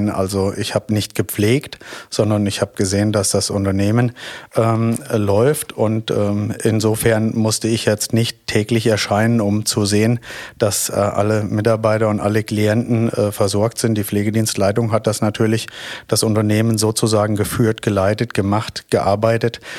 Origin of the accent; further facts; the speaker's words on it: Fulda, Hesse, Germany; Ich komme aus der Mitte von Deutschland. Ich komme aus Fulda